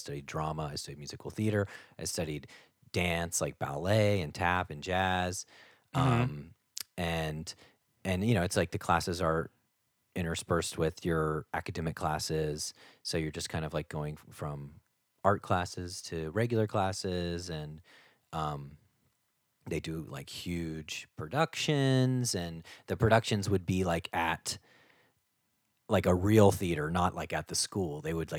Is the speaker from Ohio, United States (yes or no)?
yes; Cincinnati, Ohio, United States; I am from Cincinnati, Ohio, originally, and I was always into singing and performing from a very young age.